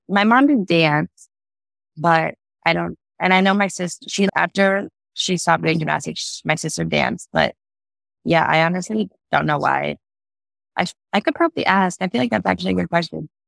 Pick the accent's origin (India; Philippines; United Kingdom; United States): United States; Ohio; also born or lived in Michigan / Cincinnati, Ohio; I basically grew up in Ohio, even though I was born in Michigan